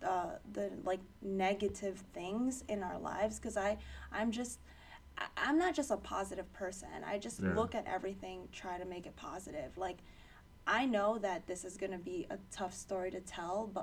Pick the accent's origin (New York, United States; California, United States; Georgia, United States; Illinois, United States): New York, United States; New York City; I grew up in Ozone Park in Queens